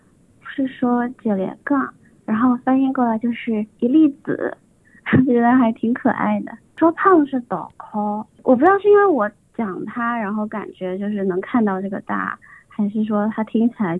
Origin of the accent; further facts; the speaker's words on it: Wenzhou, Zhejiang, China; first language Mandarin; moved away as an adult; also born or lived in Cangnan; now in Australia; 然后我是二零二一年来的澳洲，现在在这边工作。我是温州人，我的老家是温州苍南，所以我爸妈是讲闽南话的。但是因为我们后来就搬到市区去了，然后我的同学他们就会讲温州话这样子。